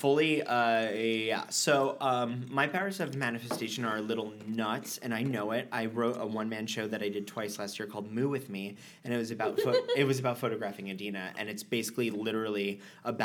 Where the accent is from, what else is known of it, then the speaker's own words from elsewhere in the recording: Fort Lauderdale, Florida, United States; I was growing up in Fort Lauderdale